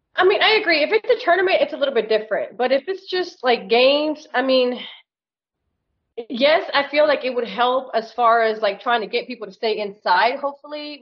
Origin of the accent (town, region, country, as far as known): Plano, Texas, United States; born or raised there; also born or lived in Peru; now in Little Elm, United States